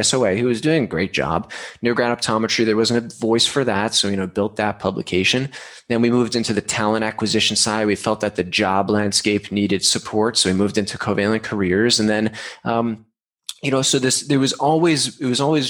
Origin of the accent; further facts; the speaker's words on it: New York, United States; moved away as an adult; now in San Diego, United States; I'm from New York, moved to San Diego when I graduated SUNY in 2013